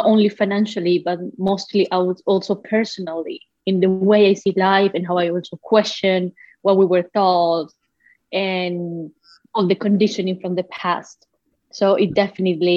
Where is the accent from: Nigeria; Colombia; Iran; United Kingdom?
Colombia; moved away; I come from Colombia originally, so you know, all the way back to the other part of the ocean